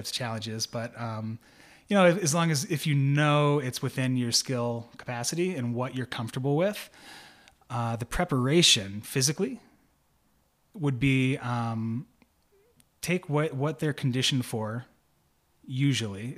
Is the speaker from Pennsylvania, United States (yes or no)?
yes; Pennsylvania, United States; I'm from Pennsylvania